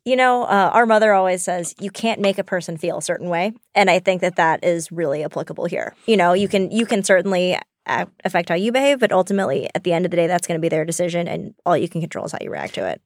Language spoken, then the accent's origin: English; the South, United States; We grew up in the South